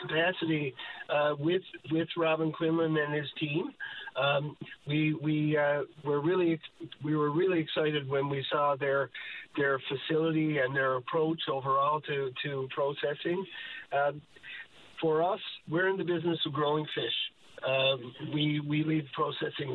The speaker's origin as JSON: {"language": "English", "region": "Newfoundland and Labrador", "country": "Canada", "said": "as a Newfoundlander"}